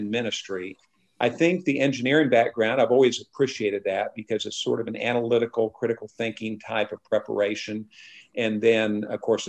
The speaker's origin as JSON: {"language": "English", "town": "Whitefish", "region": "Montana", "country": "United States", "tie": "born or raised there", "also_born_or_lived": "Idaho", "moved": "yes", "said": "I grew up in Montana, born in Idaho."}